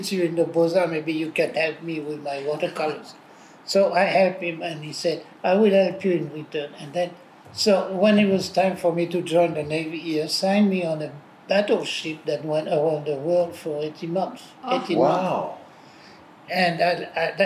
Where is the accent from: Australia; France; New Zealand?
France; Paris, Île-de-France; moved away; I was born in Paris in 1943, and I was born in the 14th district, which was called Montparnasse